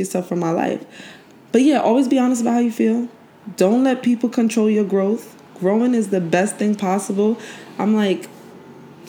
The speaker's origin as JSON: {"language": "English", "town": "Brooklyn", "region": "New York", "country": "United States", "also_born_or_lived": "Haiti", "moved": "yes", "lives_now": "New Jersey, United States", "said": "I'm from Brooklyn, Haitian. But I live in New Jersey."}